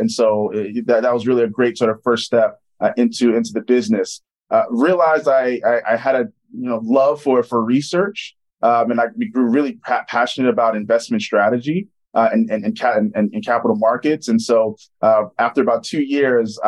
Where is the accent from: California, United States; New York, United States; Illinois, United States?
New York, United States; moved away as an adult; also born or lived in Charlottesville, Virginia; I'm originally from New York. My dad owns his own dentist practice in Queens